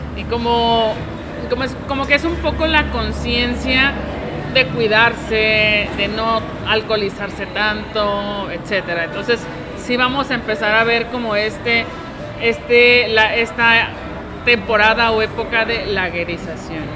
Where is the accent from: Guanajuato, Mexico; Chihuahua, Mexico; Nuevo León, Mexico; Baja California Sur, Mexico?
Baja California Sur, Mexico; La Paz; now in Guadalajara, Mexico; yo soy originaria de La Paz